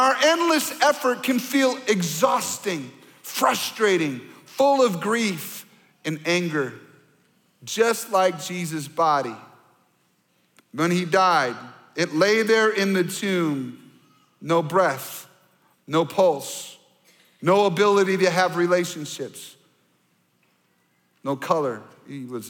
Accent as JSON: {"language": "English", "region": "Michigan", "country": "United States", "tie": "born or raised there", "moved": "yes", "lives_now": "Minnesota, United States", "said": "I grew up mostly in Michigan, so I'm a Michigan Wolverine fan"}